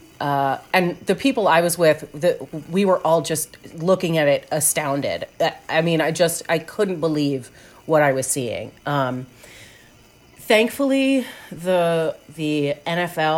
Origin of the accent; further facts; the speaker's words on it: outside Philadelphia, Pennsylvania, United States; I grew up outside Philadelphia